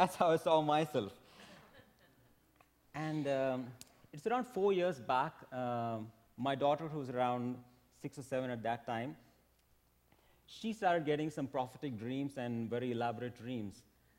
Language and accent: English; India; moved away as an adult; I'm from India. I came here for work